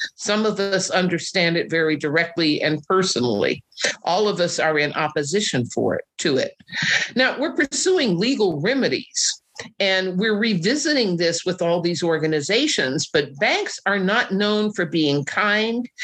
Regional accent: Oklahoma City, Oklahoma, United States; my hometown of Oklahoma City

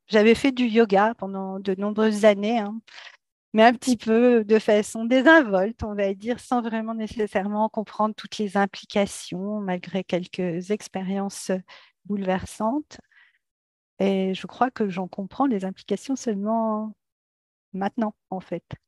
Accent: France; moved away as an adult; now in United States; Je suis française, je vis aux États-Unis depuis quelques années avec ma famille

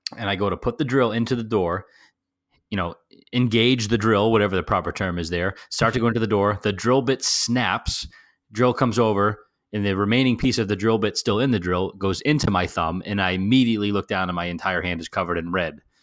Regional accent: New Jersey, United States

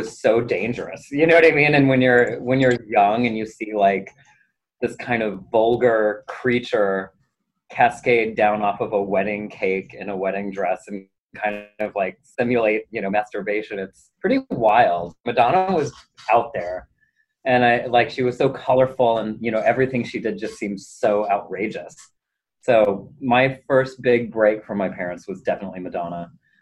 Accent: New Mexico, United States; also born or lived in South Carolina; now in New York City, United States; Well, I was born in South Carolina, but we moved when I was pretty young to very, very rural New Mexico.

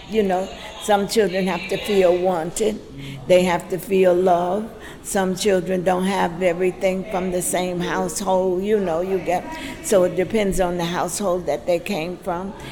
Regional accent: the South, United States; We grew up that way in the South.

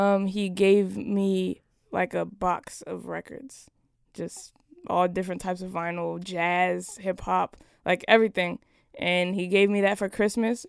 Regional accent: Las Vegas, Nevada, United States; I was born in Las Ve-, Las Vegas, Nevada.

